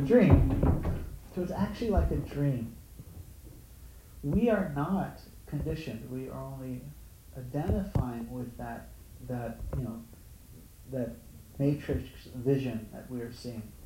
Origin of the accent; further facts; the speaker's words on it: Honolulu, Hawaii, United States; moved away; I grew up in Honolulu